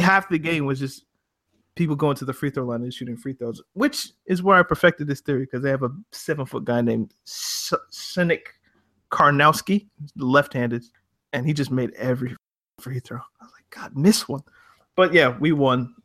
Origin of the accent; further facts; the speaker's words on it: Canada; When I was growing up in Canada